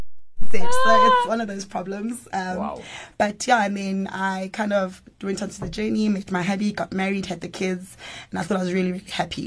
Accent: Kempton Park, Gauteng, South Africa; born and bred in Jersey, Kempton Park, born and bred.

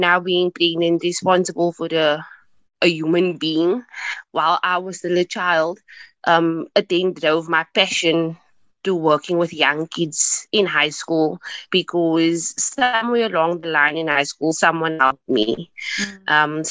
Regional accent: Cape Town, Western Cape, South Africa; I was born and raised in Hanover Park, in Cape Town

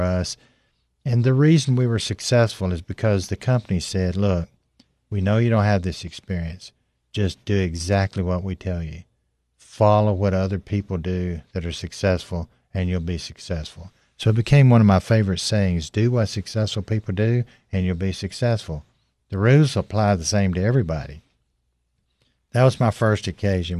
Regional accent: Tennessee, United States; I grew up in Tennessee

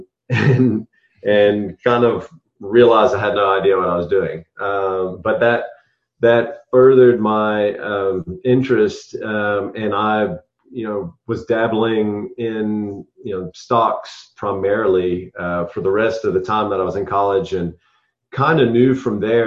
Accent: United States; moved away as an adult; also born or lived in South Africa; now in Savannah, United States; I was born and raised in America

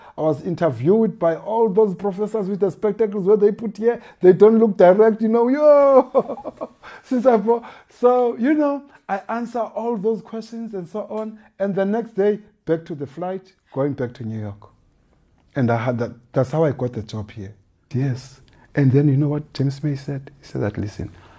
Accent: Eastern Cape, South Africa; I'm from the Eastern Cape, and I know the poverty

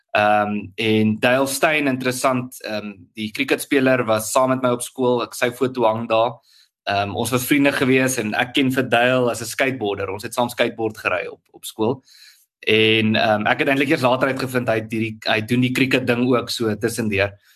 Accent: Tzaneen, Limpopo, South Africa; also born or lived in Pretoria; ek het in in, in Tsenin groot geword. Dis 'n Tsenin se dorp aan Limpopo

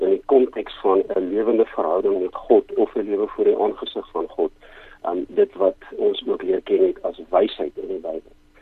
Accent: Rustenburg, North West, South Africa; moved away as an adult; now in Cape Town, South Africa; ek kom oorspronklik van Rustenburg in Pretoria se wêreld af.

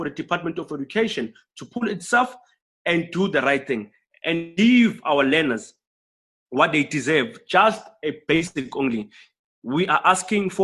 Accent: Soweto, Gauteng, South Africa; I'm from Soweto

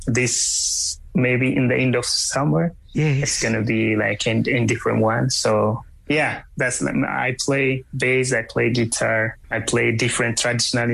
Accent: Ethiopia; moved away as an adult; now in Los Angeles, United States; I came from Ethiopia. It's like 130 kilometers from Addis, the capital city of Addis

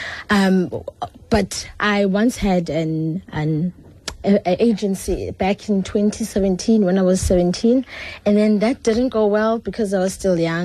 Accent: Cape Town, Western Cape, South Africa; moved away as an adult; I'm originally from Cape Town, so I'm here for school

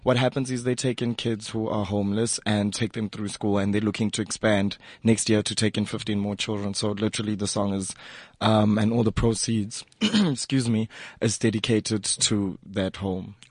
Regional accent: KwaZulu-Natal, South Africa; also born or lived in Eswatini; now in Johannesburg, South Africa; I was born in Joburg, but jo- then um, my dad was from Swaziland, so then we moved back there. But I, I grew up in KZN because yeah. that's where I went to school

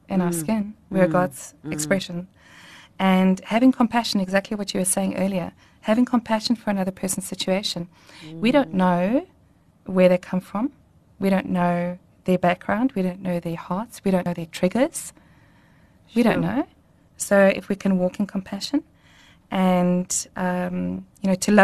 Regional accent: Welkom, Free State, South Africa; I grew up in Welkom in the Free State

